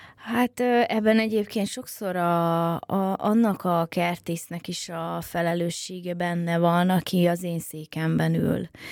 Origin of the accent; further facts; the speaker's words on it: Budapest, Hungary; mint én a nagypapám mellett, hogy, hogy már kiskorában is befőttes üvegbe fogta a pillangót a 16. kerületi árokparton, mert egyébként én is pestilány vagyok